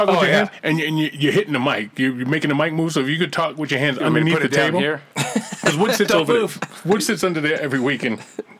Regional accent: Boston, Massachusetts, United States; moved away; I'm from the city. I'm from Boston, right? And I moved out here with my father

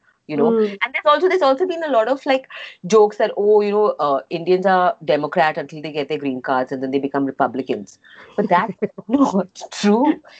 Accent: Oman; I don't even think I was very conscious of it because I grew up in Oman.

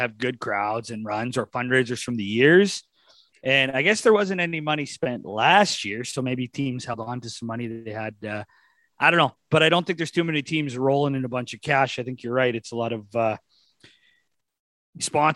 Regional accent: Wilkie, Saskatchewan, Canada; a guy from my hometown, former captain of the Wilkie Outlaws

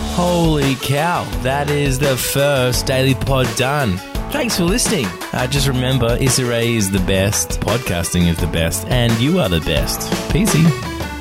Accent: Australia; accent: Australian; I am Australian, as you might tell from the accent

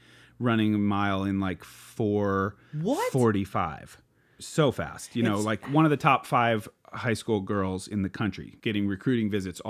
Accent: Philomath, Oregon, United States; My hometown is called Philomath and I made a club called the Philly Disc Slingers.

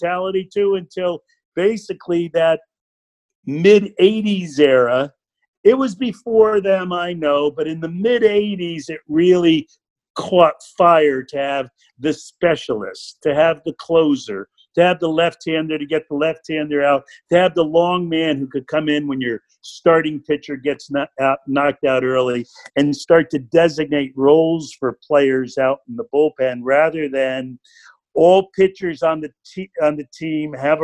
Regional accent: Stamford, Connecticut, United States; I grew up in Stanford over on the water side of town.

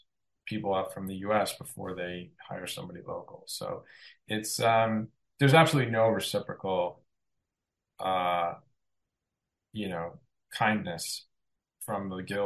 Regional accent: Canada; I am Canadian, I work in Canada

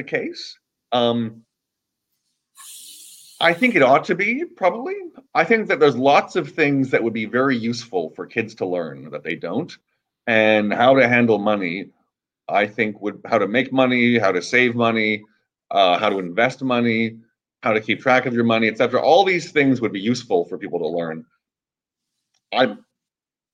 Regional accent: Canada; now in Los Angeles, United States; I'm originally from Canada, and I'm happily living in Los Angeles right now

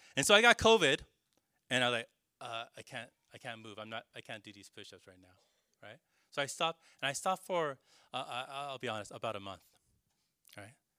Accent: California, United States; now in New York, United States; Growing up in California

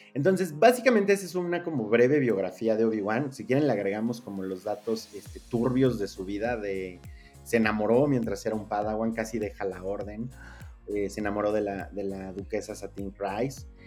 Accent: Mexico; como mexicano promedio

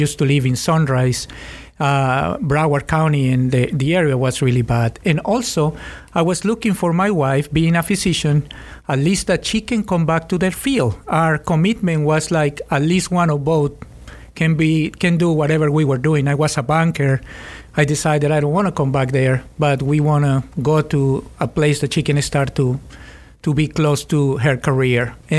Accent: Colombia; English is a second language; moved away as an adult; also born or lived in Fort Lauderdale, United States; now in Gainesville, United States; I'm originally from Colombia and I left my country in 1999 for security issues.

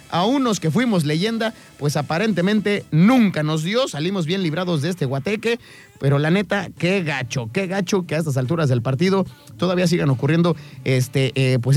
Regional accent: Mexico; como buen mexicano, dale un catorrazo y de seguro agarra porque agarra.

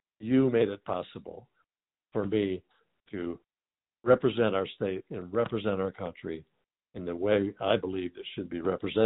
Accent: Jackson, Michigan, United States; moved away as an adult; now in Indiana, United States; I was born and raised in lower Michigan in Jackson

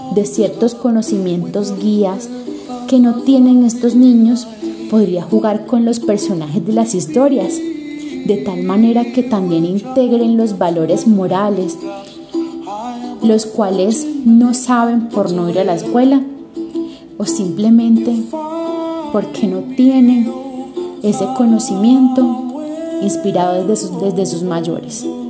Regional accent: Tolú, Sucre, Colombia; mi pueblo natal, Tolu Sucre, un hermoso pueblo a orillas del mar

